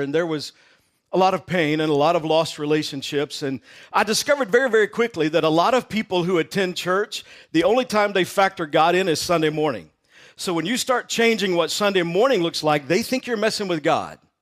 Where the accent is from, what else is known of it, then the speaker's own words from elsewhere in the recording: Texas, United States; I grew up in Texas